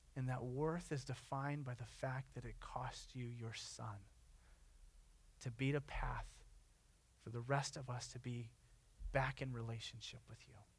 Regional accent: Sunnyvale, California, United States; the city of Sunnyvale, my hometown

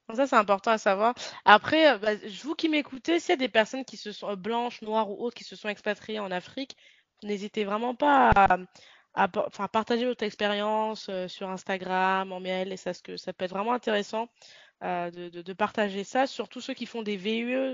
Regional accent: Lyon, Auvergne-Rhône-Alpes, France; j'ai grandi à Lyon

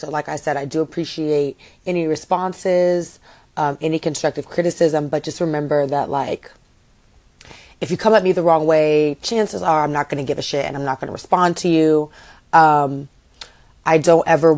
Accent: Lexington, Kentucky, United States; now in Miami, United States; I am from Lexington, Kentucky, and I rep that city to the death of me

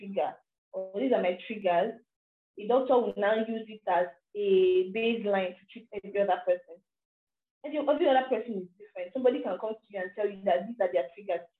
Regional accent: Nigeria; as a Nigerian and as an African

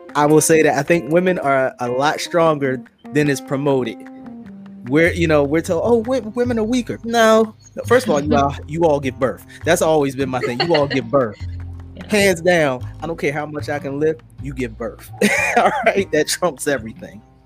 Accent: Philadelphia, Pennsylvania, United States; growing up in Philadelphia, where I did, you know, in the '90s

